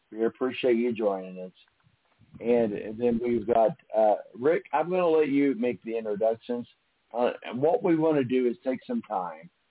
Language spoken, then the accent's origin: English; Evansville, Indiana, United States; Most of you know that's my my home spot, my hometown, Evansville, Indiana